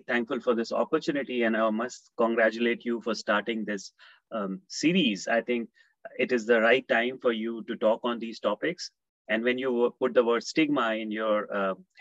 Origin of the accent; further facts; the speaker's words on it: Lucknow, Uttar Pradesh, India; moved away as an adult; also born or lived in London, United Kingdom / Australia; I was raised in India in the city of Lucknow